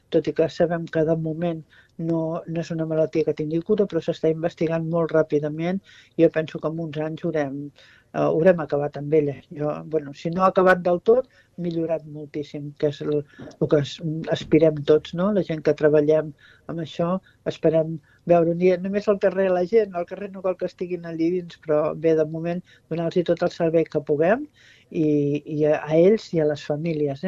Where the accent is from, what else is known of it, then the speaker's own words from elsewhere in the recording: Constantí, Catalonia, Spain; soc de Consentí